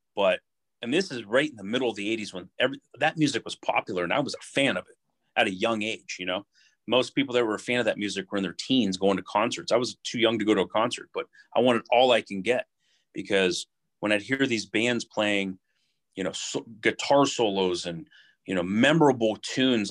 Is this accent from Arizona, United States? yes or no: no; Youngstown, Ohio, United States; also born or lived in Struthers, Ohio / Boardman, Ohio / Poland, Ohio; I'm born and raised in Youngstown, Ohio